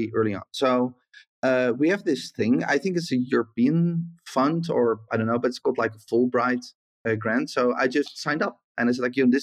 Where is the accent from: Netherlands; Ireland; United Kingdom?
Netherlands; also born or lived in south of the Netherlands / Flevoland; I grew up in the south of the Netherlands, and then we moved to the middle of the Netherlands to Flevoland